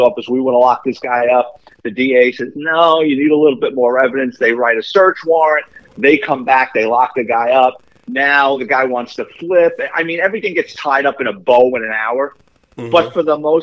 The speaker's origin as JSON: {"language": "English", "town": "New York City", "region": "New York", "country": "United States", "tie": "born or raised there", "said": "me growing up in the Bronx."}